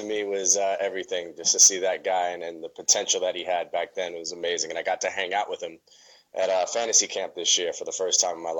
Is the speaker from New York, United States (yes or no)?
yes; New York City, New York, United States; I grew up as the only Mets fan in my neighborhood in Brooklyn. So I was born in Coney Island.